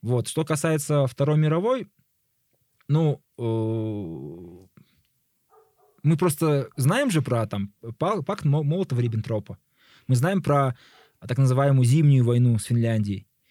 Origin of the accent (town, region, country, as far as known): Kazakhstan